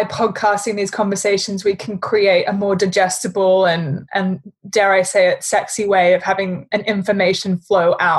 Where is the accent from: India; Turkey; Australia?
Australia; accent: Australian; my bloody Australian accent